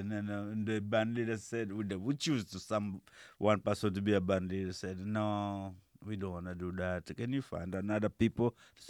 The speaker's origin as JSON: {"language": "English", "country": "DR Congo", "also_born_or_lived": "Kinshasa / Uganda", "moved": "yes", "lives_now": "Minneapolis, United States", "said": "from the DR Congo, ex-Zaire."}